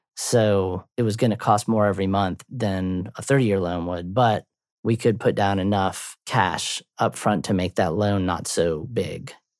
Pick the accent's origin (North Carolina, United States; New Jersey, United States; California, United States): North Carolina, United States; Durham; now in Chapel Hill, United States; I grew up in Durham